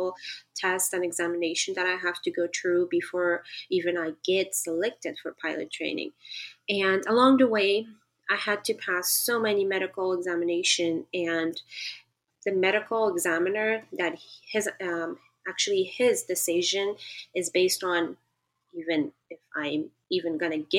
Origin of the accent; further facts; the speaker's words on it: Afghanistan; moved away; also born or lived in Pakistan; since I grew up and in Pakistan in a refugee camp, coming back to Afghanistan under the Taliban regime